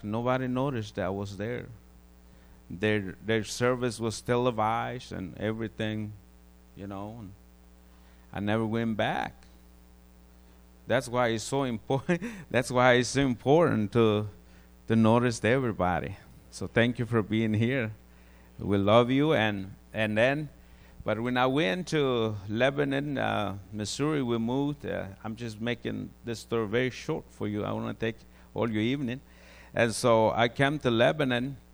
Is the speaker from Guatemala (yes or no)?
yes; Guatemala; moved away; I grew up in Guatemala